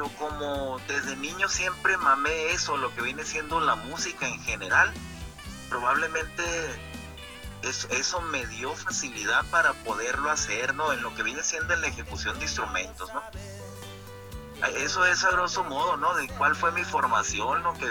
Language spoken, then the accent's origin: Spanish; Guatabampo, Sonora, Mexico; la empecé precisamente el, el, año 95, allá en mi pueblo, en Guatabampo.